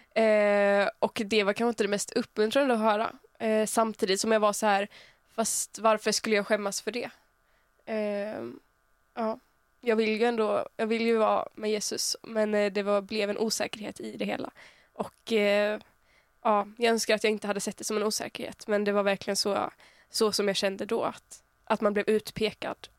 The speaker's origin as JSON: {"language": "Swedish", "area": "small town near Uppsala", "region": "Uppsala County", "country": "Sweden", "said": "Jag kommer från en liten ort som heter Arlanda som ligger typ en halvtimme utanför Uppsala"}